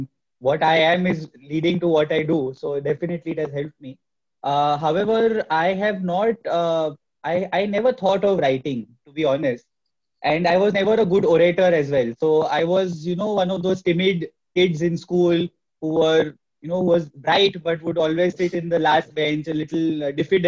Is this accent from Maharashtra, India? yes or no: yes; Mumbai, Maharashtra, India; I'm from Mumbai